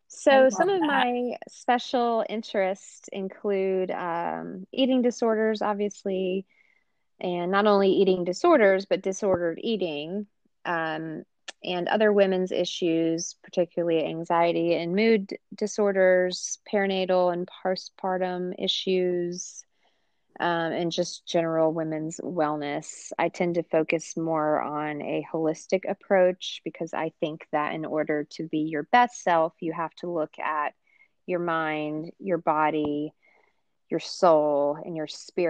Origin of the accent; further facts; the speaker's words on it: Atlanta, Georgia, United States; I was born and raised in Atlanta